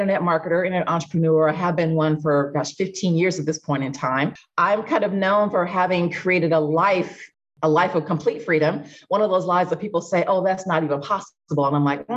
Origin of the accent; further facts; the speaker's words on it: Midwest, United States; moved away as an adult; also born or lived in Los Angeles; I grew up in the Midwest.